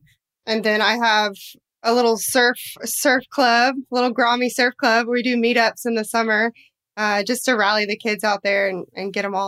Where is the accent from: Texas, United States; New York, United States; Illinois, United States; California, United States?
Texas, United States; Dallas; also born or lived in Austin, Texas; I'm originally from Dallas, Texas.